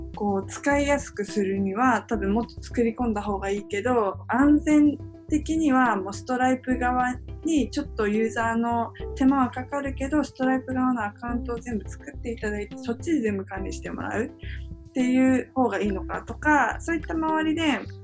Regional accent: Japan; also born or lived in South Korea; 韓国生まれの日本育ちで3歳から日本に

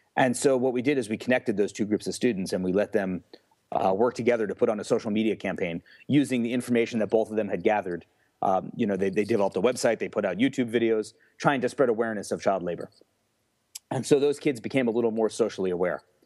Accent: Newfoundland, Pennsylvania, United States; also born or lived in New York / Mesa, Arizona; in Newfoundland, like I said, is a small rural area

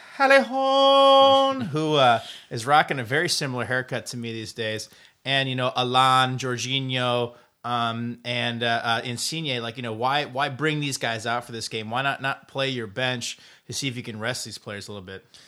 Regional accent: Decorah, Iowa, United States; moved away; my hometown of Dagor, Iowa

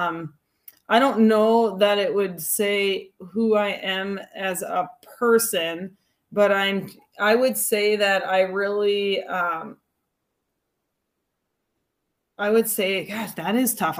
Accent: Hastings, Minnesota, United States; Growing up in Hastings

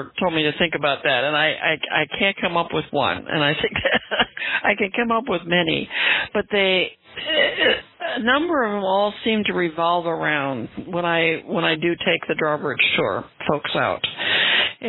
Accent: Minnesota, United States; now in San Francisco Bay Area, United States; I grew up in Minnesota, 10,000 plus lakes

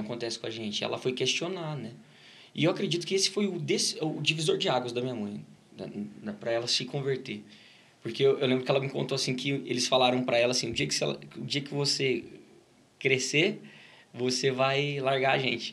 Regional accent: Ribeirão Preto, São Paulo, Brazil; also born or lived in Batatais / Brodowski; Começou em Ribeirão Preto, a gente sempre morou em, nasci em Ribeirão Preto

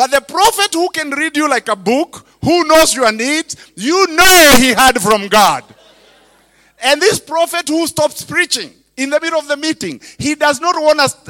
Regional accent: Kenya; English is a second language; now in United States; I was a preacher from Kenya

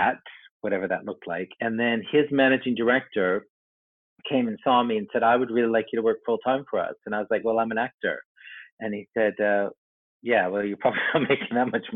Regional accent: Vancouver, British Columbia, Canada; moved away; I'm from Canada originally. I grew up in Vancouver

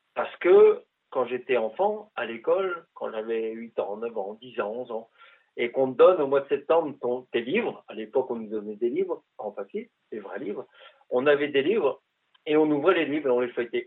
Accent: northern France, France; also born or lived in Quebec; now in Canada; moi qui, qui viens du nord de la France, donc dans, des régions de plaine, les plus grandes plaines de, France

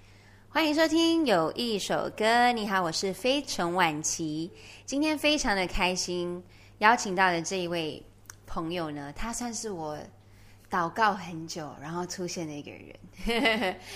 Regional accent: Malaysia; 然后，我们又是同样的在马来西亚出生、生长，我就会觉得有一种那个叫什么母国的情节在

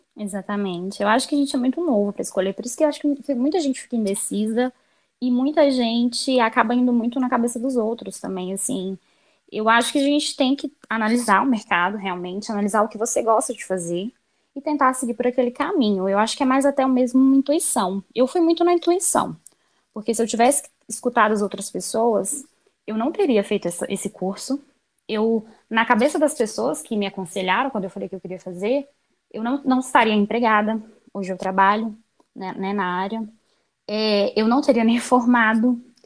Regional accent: Belo Horizonte, Minas Gerais, Brazil; eu nasci e moro atualmente em BH. Eu sou mineirinha, uai.

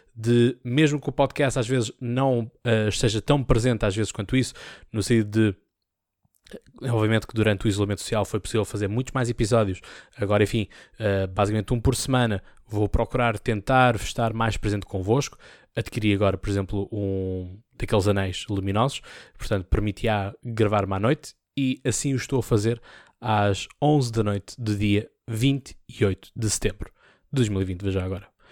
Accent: Seixal, Setúbal, Portugal; eu sou do Distrito de Setúbal, sou do Seixal, tenho muito orgulho uh, no meu conceito, tenho muito orgulho no meu distrito

